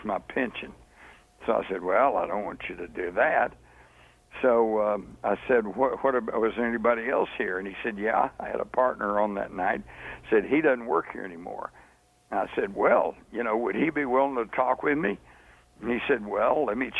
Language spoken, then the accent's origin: English; Texas, United States; I'm from Texas